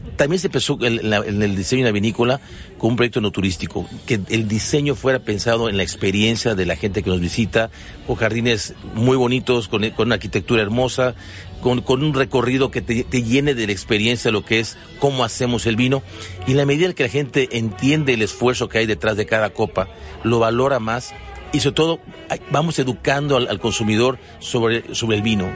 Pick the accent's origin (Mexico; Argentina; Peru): Mexico